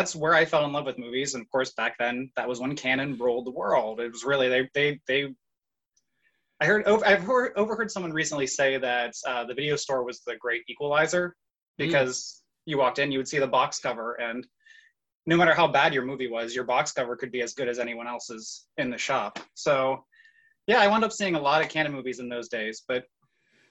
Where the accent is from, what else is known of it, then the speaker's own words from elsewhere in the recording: Ohio, United States; I'm originally from Ohio, which is in the middle of the United States